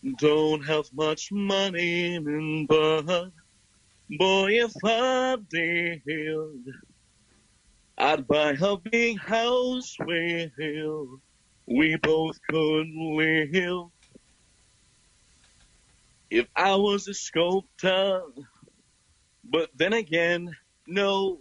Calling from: Drexel Hill, Pennsylvania, United States; From the inside of my room, Drexel Hill, Pennsylvania.

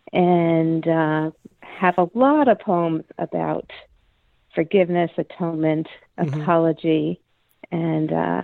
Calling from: Adams, Massachusetts, United States; I am calling from the Northern Berkshires

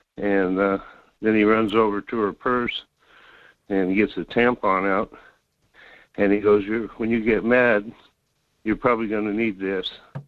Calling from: North Pole, Alaska, United States; Good morning. … from North Pole.

